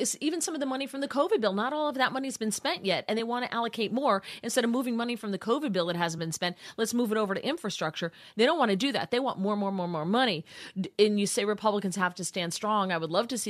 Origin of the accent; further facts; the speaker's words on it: United States; I grew up in the New York, New Jersey area.